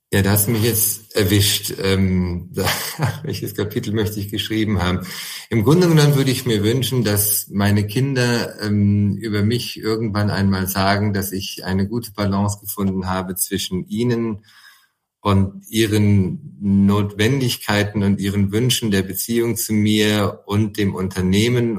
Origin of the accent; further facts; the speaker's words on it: Siegen, North Rhine-Westphalia, Germany; moved away; Ich wohne zwar nicht mehr in Siegen, aber es ist nun mal meine Heimat, da komme ich her und das kann ich nicht und das will ich und würde ich auch niemals verleugnen. Ich bin ein Siegerländer